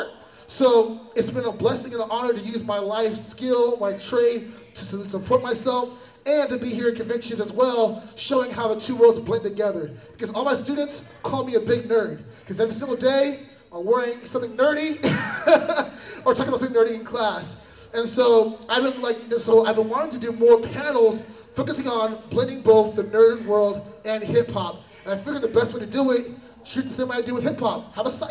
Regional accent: Vacaville, California, United States; I'm from the Sacramento, area, Vacaville, 707 Bay Area.

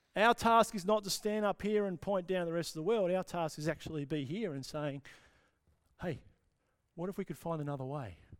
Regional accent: Australia; perhaps as Australian followers of Jesus, Australian Christians

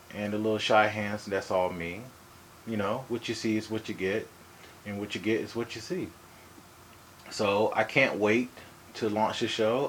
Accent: Hawaii, United States; I'm from Hawaii

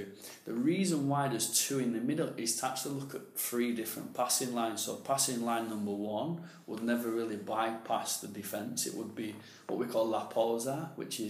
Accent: England, United Kingdom; moved away; also born or lived in Spain; I'm English myself

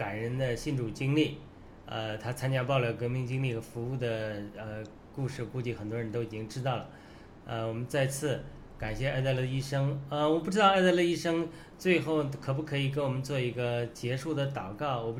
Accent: China; 我们中国人是曾经欠了西方福音的债，今天我们新中国联邦承担了呃解救中国人民甚至唤醒西方的责任。

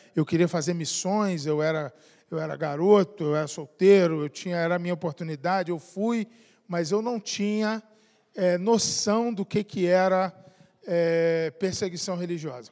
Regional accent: Niterói, Rio de Janeiro, Brazil; Eu fui criado em Niterói, no Rio de Janeiro

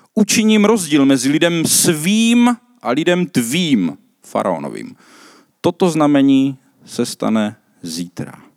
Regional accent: South Moravian Region, Czechia; já jsem z Jižní Moravy

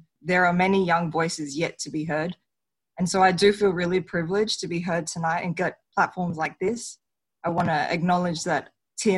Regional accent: Solomon Islands; moved away; also born or lived in Weno, Chuuk; I am also a Chinese Solomon Islander that was raised in the Solomon Islands

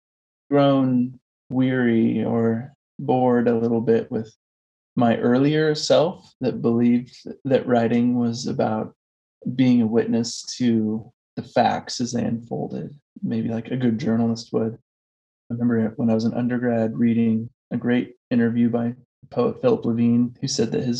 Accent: Coos Bay, Oregon, United States; moved away as an adult; I grew up in a logging town in Southern Oregon, and my family's lived there for several generations. And I, you know, lived the first 21 years of my life there

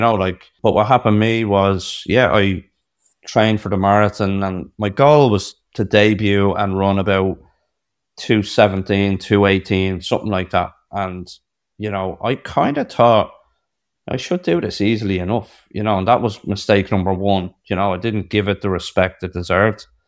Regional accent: Ireland; I'm in New York, I'm an Irish man

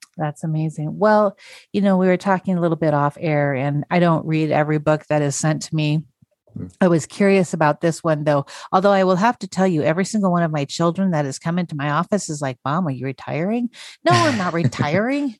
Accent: North Idaho, United States; also born or lived in South Korea; am from um, North Idaho. I was born okay. in Korea and then adopted. Um, mm-hmm. and I ended up in North Idaho

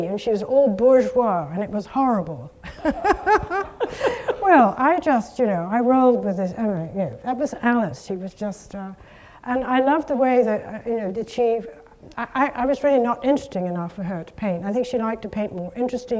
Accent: United Kingdom; I'm so British

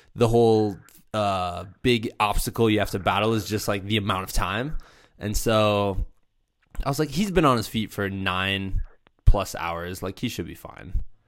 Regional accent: Muscatine, Iowa, United States; my hometown, Five, two seven six one Muscatine, Muscatine, Iowa

